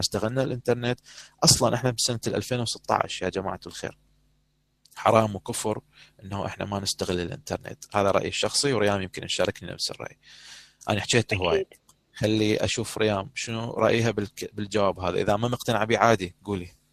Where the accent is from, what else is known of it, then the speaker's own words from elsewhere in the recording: Iraq; accent: Iraqi dialect; احنا بدنا نحكي هسه لغه عربيه تحديدا لكنه او اللهجه العراقيه